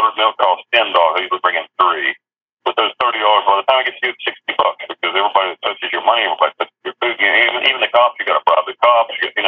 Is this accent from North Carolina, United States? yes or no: yes; North Carolina, United States; moved away as an adult; also born or lived in Kentucky / Costa Rica; now in Panama; I grew up in North Carolina.